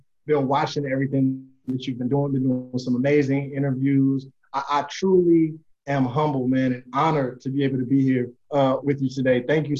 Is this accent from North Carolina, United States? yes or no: yes; Greensboro, North Carolina, United States; born and raised Greensboro, North Carolina. Raised on the south side of Greensboro in a neighborhood called Woodley Lakes.